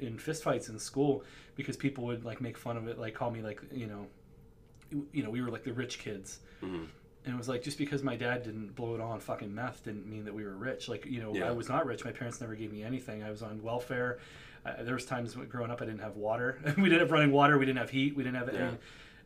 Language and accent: English; Western Pennsylvania, United States; also born or lived in Rochester area; now in Rochester, United States; growing up in Western Pennsylvania